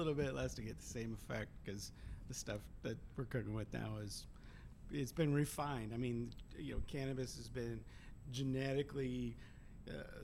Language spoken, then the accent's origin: English; Branson, Missouri, United States; I grew up in the Ozark Mountains